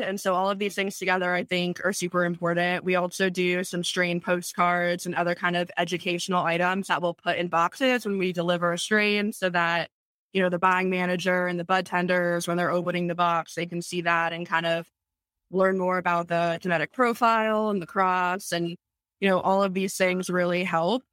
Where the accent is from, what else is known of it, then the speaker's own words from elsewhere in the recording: Tampa, Florida, United States; I was born and raised in Tampa, Florida